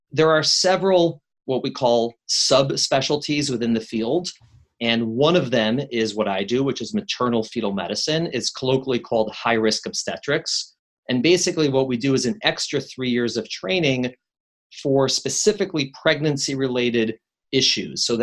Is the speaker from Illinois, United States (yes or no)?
yes; Chicago, Illinois, United States; now in New York, United States; I've been in New York longer than I've been in Chicago, but I still tell people I'm from Chicago. The Chicagoans are very proud